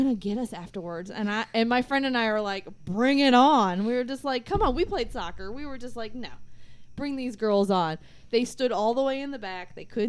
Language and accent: English; Orlando, Florida, United States; I'm from Orlando